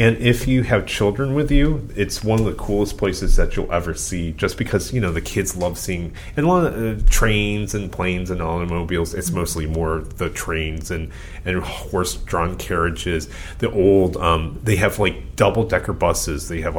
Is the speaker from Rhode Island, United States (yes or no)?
no; California, United States; Even as a Californian.